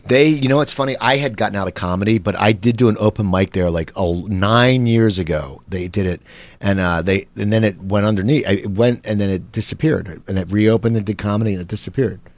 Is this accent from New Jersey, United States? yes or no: yes; Cherry Hill, New Jersey, United States; where I grew up in Cherry Hill, New Jersey